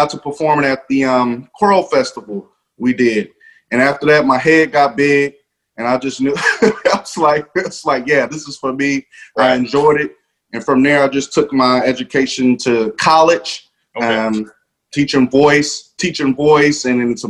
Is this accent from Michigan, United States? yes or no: yes; Detroit, Michigan, United States; it all started back in Detroit, Michigan. I'm actually from Detroit